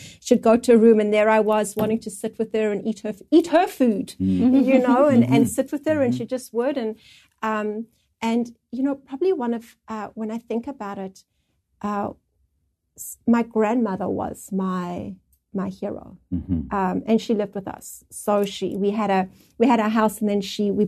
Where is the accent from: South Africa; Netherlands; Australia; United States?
South Africa; moved away as an adult; now in Canada; we're from South Africa